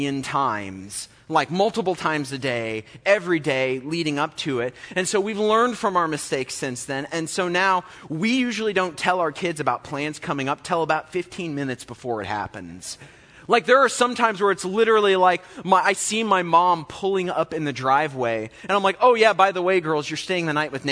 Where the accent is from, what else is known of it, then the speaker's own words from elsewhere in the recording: Olney, Illinois, United States; I grew up in Olney